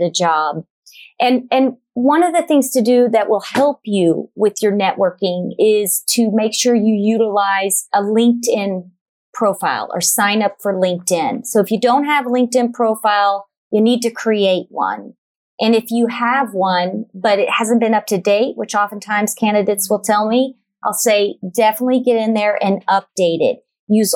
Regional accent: Dallas, Texas, United States; I'm originally from Dallas, Texas.

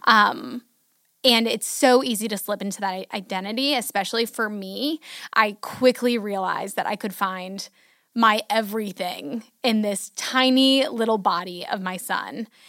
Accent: Hudson, United States; moved away as an adult; also born or lived in Houston; we moved back from Houston to Hudson

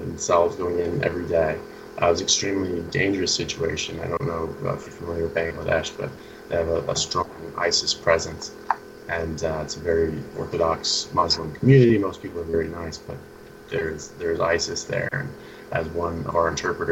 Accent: Seattle, Washington, United States; moved away as an adult; also born or lived in England; I grew up in the Seattle area

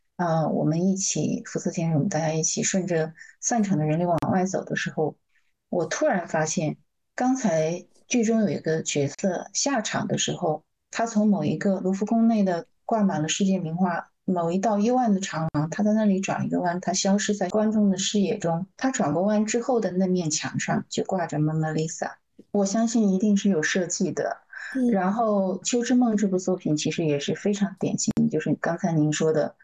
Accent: China; 我们中国人说的大象无形

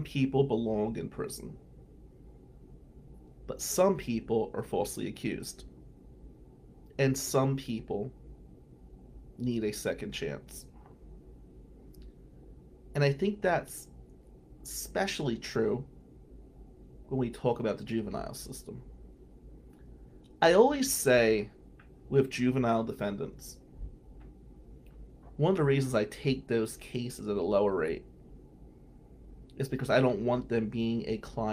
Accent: Atlantic City, New Jersey, United States; now in Michigan, United States; Growing up Atlantic City

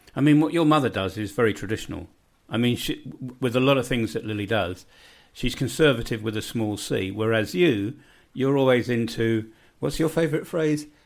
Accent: London, United Kingdom; moved away as an adult; now in Bosnia and Herzegovina; I grew up in West Kensington in London.

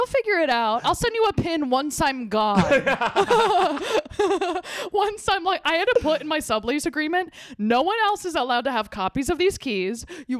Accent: United States; I'm from the tri-state area. I'm not from New England.

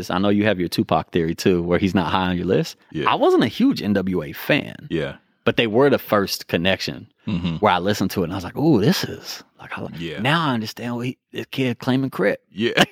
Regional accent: North Highlands, California, United States; I'm really from North Highland.

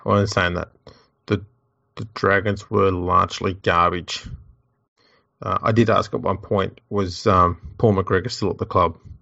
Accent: Australia; I'm an Aussie rugby league battler.

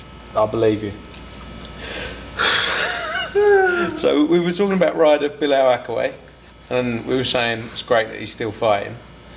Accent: Brisbane, Queensland, Australia; I'm from Australia.

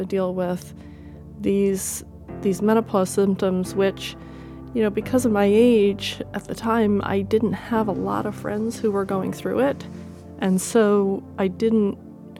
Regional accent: Connecticut, United States; moved away; also born or lived in Australia; I'm 52. I'm from Connecticut.

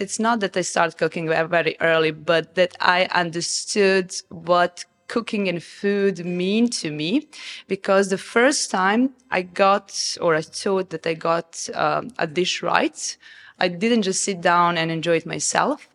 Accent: Novi Sad, Vojvodina, Serbia; moved away as an adult; now in Dubai, United Arab Emirates; I come from Serbia. I grew up in Serbia

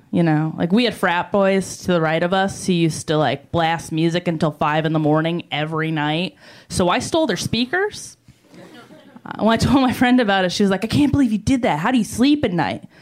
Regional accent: New York, United States; I am. I'm from New York. I'm on the road uh, here. I was in Colorado before here.

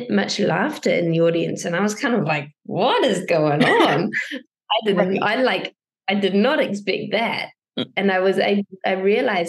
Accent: New Zealand; I'm from New Zealand

